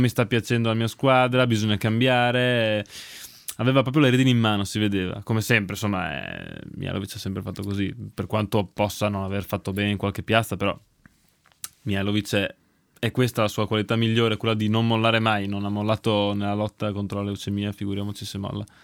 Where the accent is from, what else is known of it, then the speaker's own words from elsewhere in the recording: Ferrara, Emilia-Romagna, Italy; siamo di Ferrara